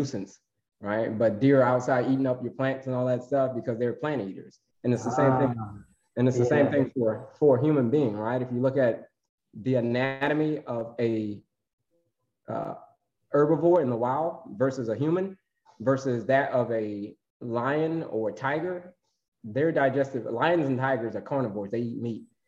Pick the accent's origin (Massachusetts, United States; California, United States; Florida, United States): Florida, United States; I grew up in Florida, so I had to know how to swim